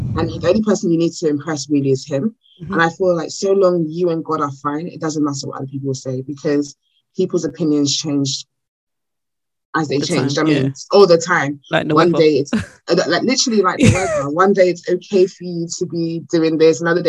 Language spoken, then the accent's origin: English; Nigeria; accent: Nigerian; I'm Nigerian